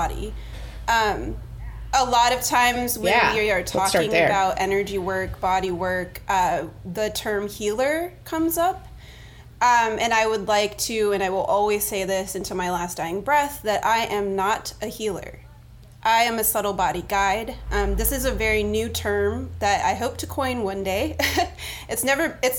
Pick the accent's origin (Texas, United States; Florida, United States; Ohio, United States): Florida, United States; Miami; now in New Orleans, United States; I was born in Miami